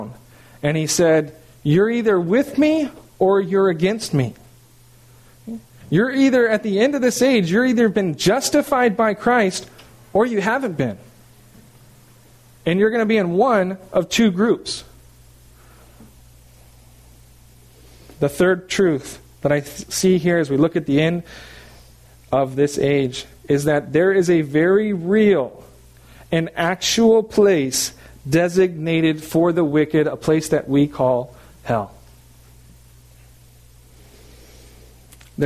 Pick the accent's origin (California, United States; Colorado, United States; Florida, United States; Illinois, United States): California, United States; moved away; I'm from California